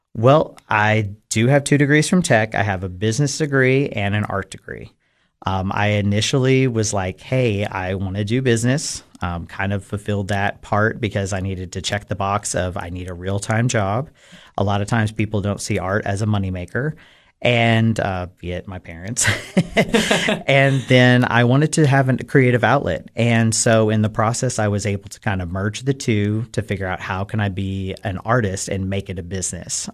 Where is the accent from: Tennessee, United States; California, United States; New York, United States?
Tennessee, United States; Cookeville; I am born and raised in Cookville, Tennessee